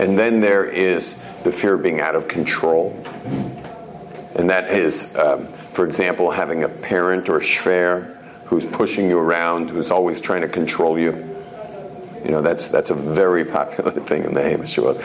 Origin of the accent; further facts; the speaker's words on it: Jerusalem, Jerusalem District, Israel; I'm from Yerushalayim.